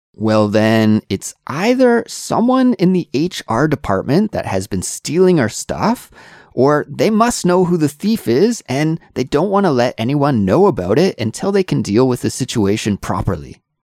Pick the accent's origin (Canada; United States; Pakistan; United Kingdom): Canada; being a Canadian